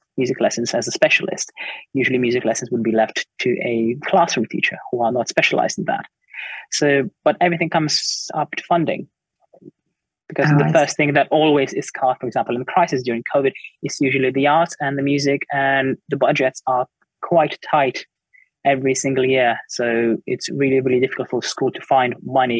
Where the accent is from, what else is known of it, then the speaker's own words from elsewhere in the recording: Lithuania; now in United Kingdom; obviously I work in the United Kingdom, but I was brought up in Lithuania